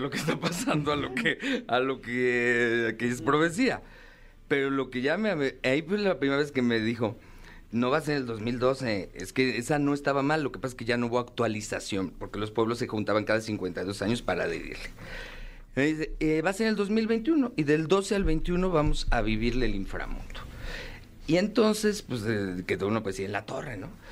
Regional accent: Mexico; como mexicano

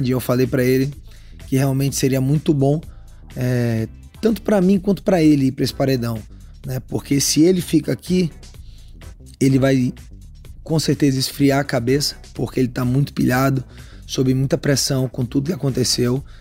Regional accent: João Pessoa, Paraíba, Brazil; born there; also born or lived in Salvador; eu sou meio paraibano, meio baiano, né? Porque nasci em João Pessoa, morei muito tempo lá em Salvador.

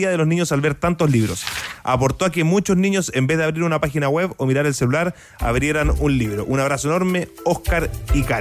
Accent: Pirque, Santiago Metropolitan Region, Chile; Viaje largo para nosotros que somos de Pirque. Ahí descubrimos la conexión entre Lolita y Pirque.

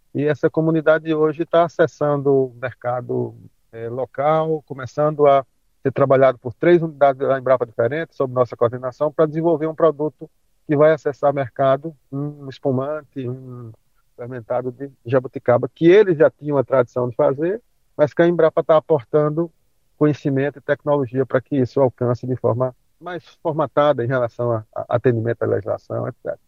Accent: Guarabira, Paraíba, Brazil; sou do interior da Paraíba, uma cidade chamada Guarabira, uma cidade de 60 mil habitantes

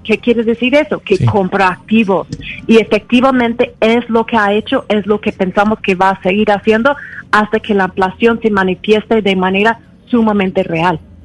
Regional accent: United States; en mi país, en los Estados Unidos

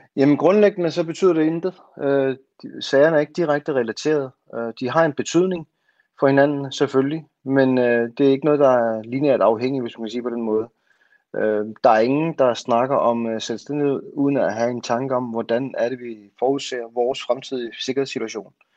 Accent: Greenland; jeg er grønlænder

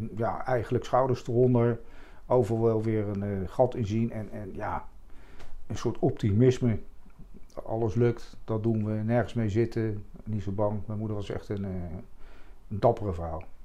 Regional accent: The Hague, South Holland, Netherlands; also born or lived in Leidschendam; ik ben geboren in het centrum van Den Haag. Toen zijn, toen zijn we verhuisd naar Morgenstond

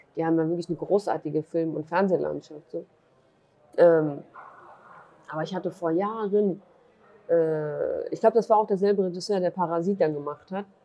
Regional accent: Germany; born or raised there; also born or lived in Duhok, Iraq

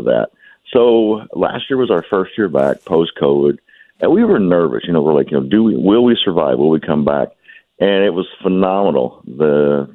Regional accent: Kentucky, United States; from my home state of Kentucky

